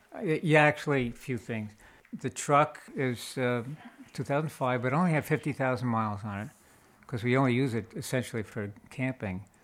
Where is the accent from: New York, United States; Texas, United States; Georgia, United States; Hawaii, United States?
New York, United States; moved away as an adult; also born or lived in Colorado; now in California, United States; we're from New York